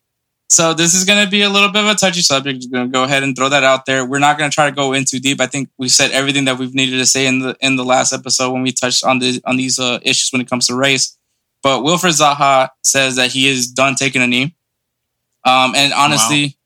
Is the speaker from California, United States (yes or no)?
no; Houston, Texas, United States; we're from Houston, Texas